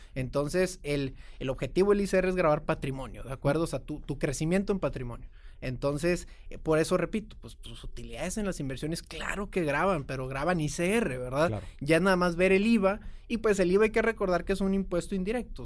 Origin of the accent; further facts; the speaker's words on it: Mexico; also born or lived in Austin, Texas / Houston, Texas; Como todo mexicano, de hombre de familia